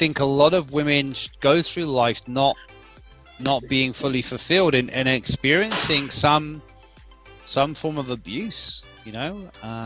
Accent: England, United Kingdom; now in Australia; my home country of England

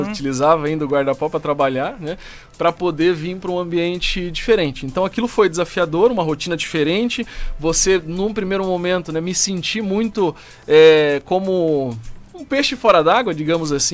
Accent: Brasília, Federal District, Brazil; now in Joinville, Brazil; sou de Brasília, né? Não sou joinvilense, mas adotei Joinville como minha cidade do coração, já moro aqui há muitos anos

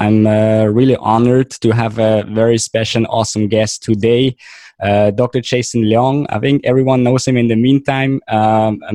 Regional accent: Switzerland; moved away; I'm basically from Switzerland

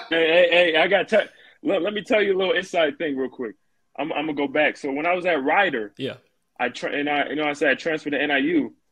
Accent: Grand Rapids, Michigan, United States; moved away as an adult; I'm from Grand Rapids, hey. Michigan originally.

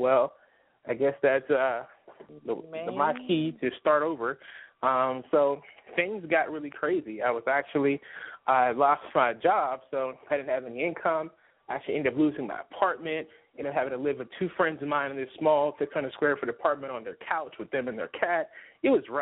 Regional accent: Pittsburgh, Pennsylvania, United States; I'm actually from Pittsburgh, Pennsylvania, and that's where I've been from my whole life.

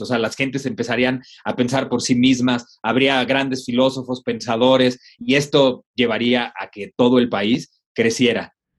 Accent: Mexico; así somos los mexicanos

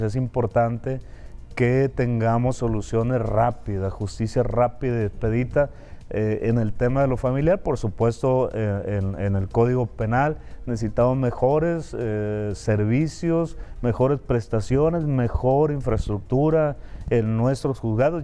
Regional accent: Concordia, Sinaloa, Mexico; yo soy originario de Concordia, de la Cieneguilla

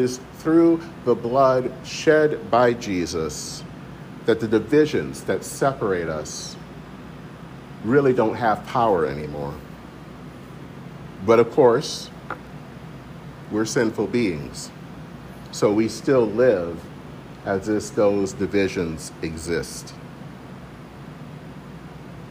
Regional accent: Michigan, United States; growing up in Michigan

